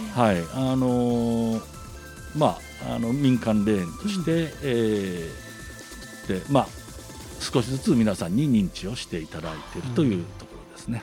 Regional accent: Shimane, Japan; born or raised there; moved away as an adult; also born or lived in Kansai

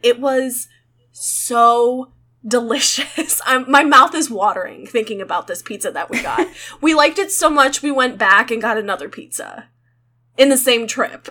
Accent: Midwest, United States; I'm from the Midwest

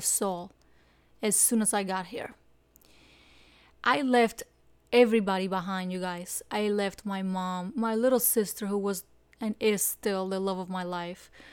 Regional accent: Cuba; moved away as an adult; now in South Florida, United States; I came from Cuba in two thousand one, and I came hiding in the engine room

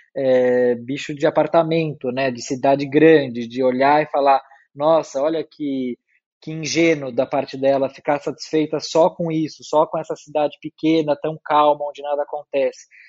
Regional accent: São Paulo, Brazil; eu nasci e morei a vida inteira em São Paulo

